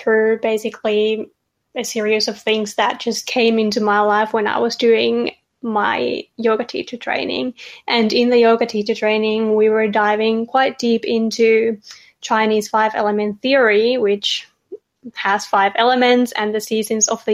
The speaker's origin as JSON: {"language": "English", "country": "Finland", "moved": "as an adult", "lives_now": "Australia", "said": "I'm originally from Finland, if you can hear an accent. I've lived in Australia for 3 years."}